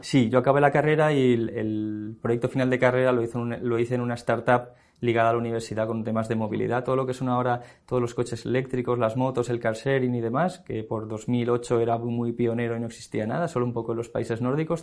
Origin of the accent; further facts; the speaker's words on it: Valencia, Valencian Community, Spain; moved away as an adult; now in Madrid, Spain; yo soy valenciano, entonces eh, viviendo en Valencia